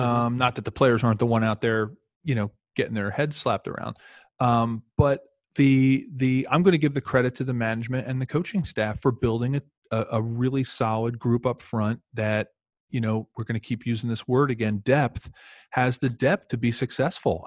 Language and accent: English; Philadelphia, Pennsylvania, United States; moved away; it's my hometown team where, where I grew up